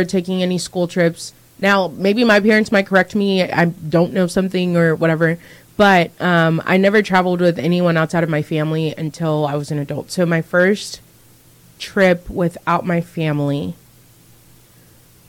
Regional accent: Zambia; moved away; I was living in Zambia, because I was born in Zambia

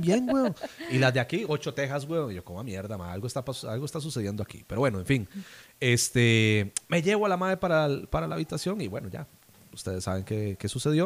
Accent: San José, Costa Rica; yo soy de San José

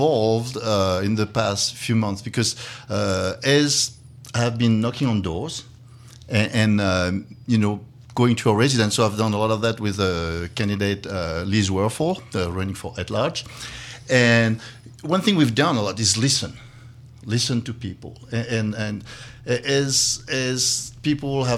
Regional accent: Dijon, Bourgogne-Franche-Comté, France; English is a second language; moved away as an adult; now in Valparaiso, United States; I just decided to keep the accent. I was born in Dijon, France

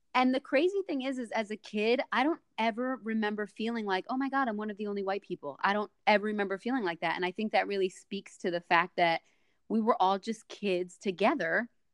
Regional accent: New Jersey, United States; moved away as an adult; now in Florida, United States; You guys are up in in Jersey, my homeland, my home state

